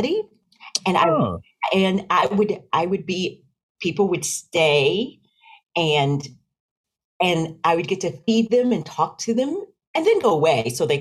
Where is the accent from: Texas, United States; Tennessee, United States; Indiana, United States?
Tennessee, United States; Knoxville; also born or lived in Rocky Mount, North Carolina / near Nashville, Tennessee; Born in Rocky Mount, North Carolina, but raised in Knoxville, Tennessee